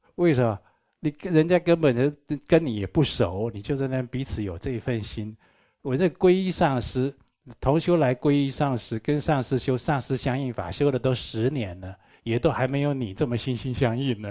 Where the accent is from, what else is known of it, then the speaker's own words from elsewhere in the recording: Taichung, Taiwan; 我从小住在台中殡仪馆对面，我在那里长大的